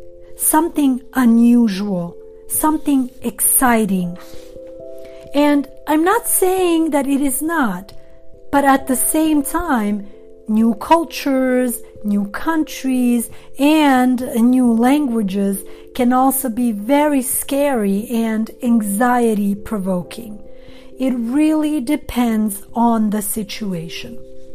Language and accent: English; Sweden; also born or lived in Montenegro; now in Los Angeles, United States; I was born in Montenegro. I am Albanian by nationality. I grew up in Sweden, and I have lived in Los Angeles for a very long time.